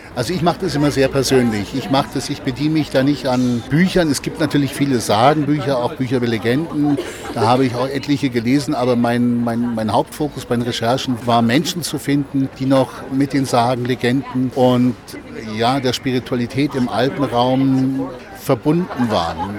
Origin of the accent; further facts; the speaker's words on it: Oberstdorf, Bavaria, Germany; in meinem Heimatort Oberstdorf